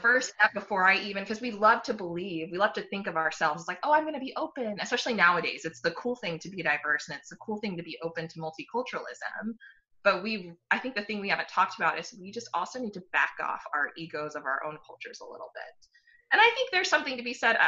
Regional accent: United States; I grew up in the United States. I don't have any family outside of the United States.

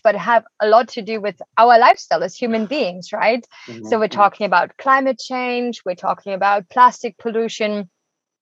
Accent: Germany; moved away as an adult; now in Costa Rica; I'm originally from Germany

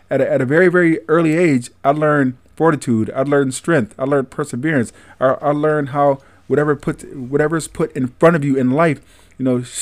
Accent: Syracuse, New York, United States; Born and raised in Syracuse. All right. City of Syracuse

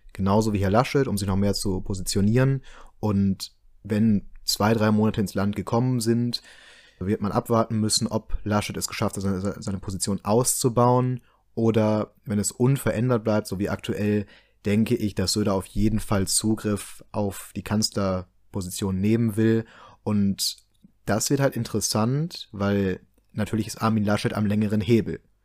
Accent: Rhineland, Germany; Wir als gebürtige Rheinländer

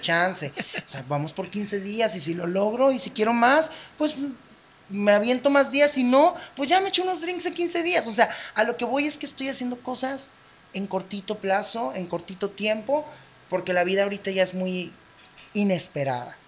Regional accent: Baja California, Mexico; Somos de Baja California

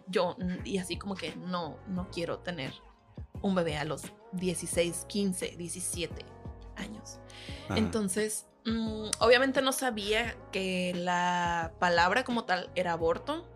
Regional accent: El Gato de Lara, Sinaloa, Mexico; also born or lived in Guamúchil / Culiacán; Soy del Gato de Lara. Eh, pues eh, nací en Guamuchil, pero me desarrollé hasta la prepa en El Gato de Lara

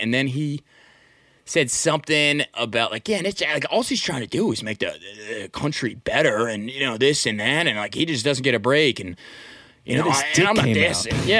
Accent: Manasquan, New Jersey, United States; now in Philadelphia, United States; I grew up in Manasquan. It's like, you know, 40 minutes east of here.

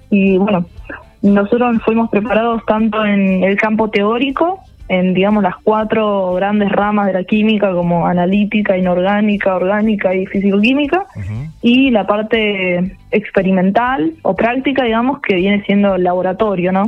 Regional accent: Rosario, Santa Fe, Argentina

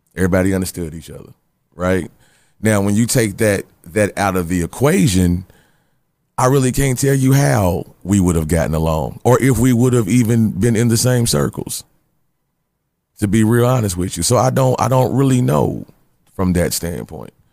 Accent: Louisville, Kentucky, United States; I'm from Louisville, Kentucky, and I got that gene.

